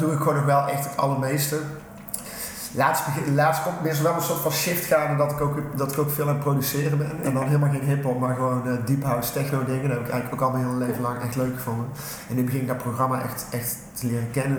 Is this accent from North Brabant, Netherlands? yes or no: yes; Tilburg, North Brabant, Netherlands; kom uit Tilburg, geboren in Getogen.